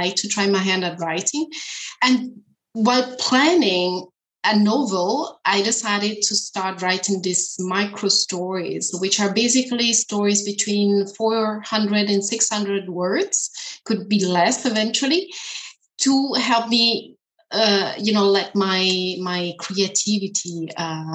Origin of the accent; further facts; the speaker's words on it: Italy; first language Italian; English is a second language; moved away as an adult; also born or lived in China / Germany; now in Berlin, Germany; I am from Italy, actually, living in Germany